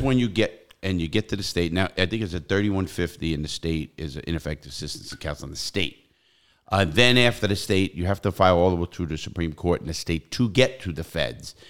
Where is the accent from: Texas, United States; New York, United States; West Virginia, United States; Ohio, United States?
New York, United States; New York City; now in Florida, United States; I come from New York City, the Bronx and Brooklyn